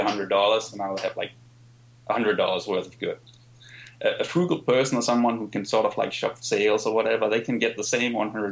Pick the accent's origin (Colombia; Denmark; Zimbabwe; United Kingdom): Denmark; I grew up in Denmark, for instance, where things like investing is not really something people